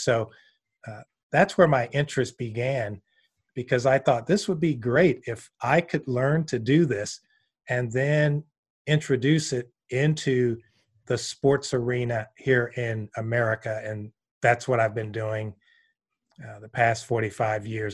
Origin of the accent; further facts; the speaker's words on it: Columbus, Georgia, United States; moved away; also born or lived in Gainesville, Florida; growing up in Columbus, Georgia, that was in my D N